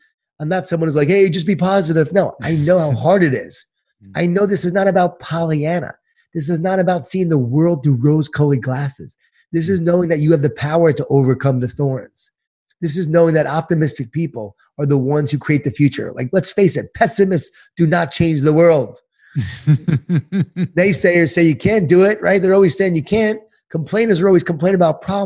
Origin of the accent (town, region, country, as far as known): Long Island, New York, United States; born or raised there